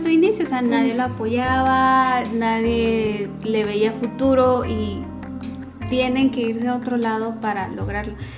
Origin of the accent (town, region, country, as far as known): Guatemala